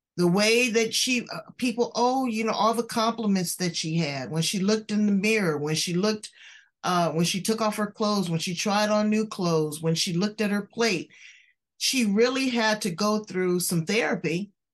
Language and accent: English; California, United States; I'm from California